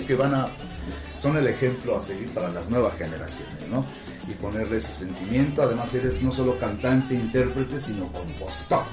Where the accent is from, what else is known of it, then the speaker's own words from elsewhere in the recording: Huamantla, Tlaxcala, Mexico; yo soy nativo, nacido aquí en Guamantla